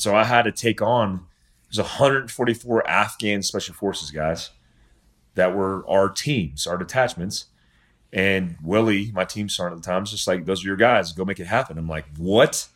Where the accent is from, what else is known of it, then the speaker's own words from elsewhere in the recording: United States; I'm an American.